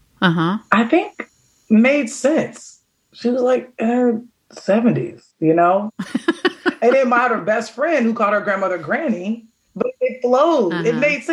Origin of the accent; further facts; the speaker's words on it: Chicago, Illinois, United States; I'm from Chicago